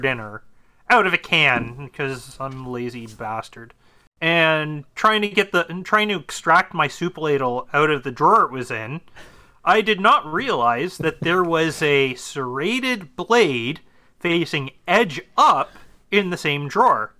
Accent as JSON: {"language": "English", "region": "Ontario", "country": "Canada", "said": "I'm from Ontario. I'm not from Alberta"}